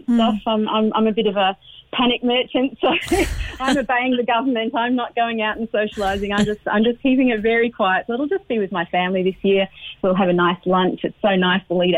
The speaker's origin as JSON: {"language": "English", "country": "Australia", "moved": "yes", "lives_now": "Ireland", "said": "I'm originally from Australia, even though I've been here for donkeys now"}